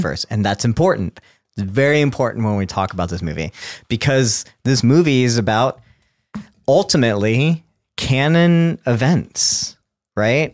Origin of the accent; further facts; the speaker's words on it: South Texas, United States; I grew up in South Texas